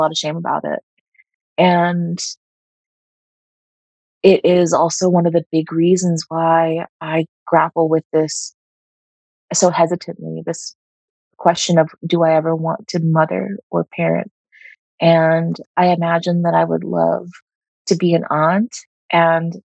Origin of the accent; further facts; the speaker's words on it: United States; As an Indian American who was part of the diaspora, who has some family in the U.S.